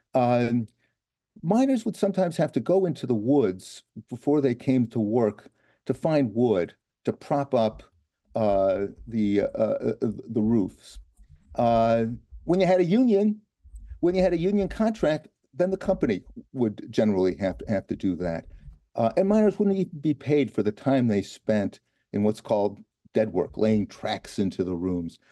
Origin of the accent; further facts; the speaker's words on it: Los Angeles, California, United States; I'm not, I'm not from, uh, Alabama. In fact, I'm from Los Angeles